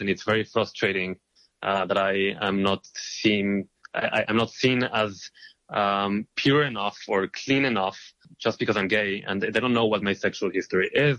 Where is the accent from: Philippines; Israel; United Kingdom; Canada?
Israel; moved away as an adult; now in New York, United States; I am originally from Israel